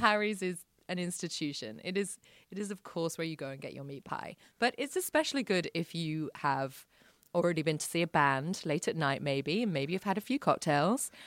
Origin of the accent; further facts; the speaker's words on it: London, United Kingdom; moved away as an adult; now in Sydney, Australia; I grew up around London